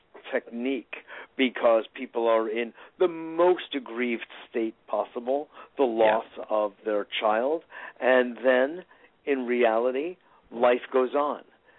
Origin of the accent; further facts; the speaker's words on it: Westport, Connecticut, United States; I grew up in Westport, Connecticut.